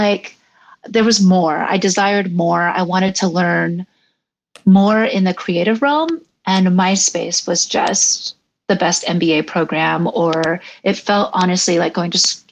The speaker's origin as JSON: {"language": "English", "town": "San Pedro", "region": "California", "country": "United States", "tie": "born or raised there", "also_born_or_lived": "Los Angeles / London", "moved": "as an adult", "said": "I'm born and raised from San Pedro, California"}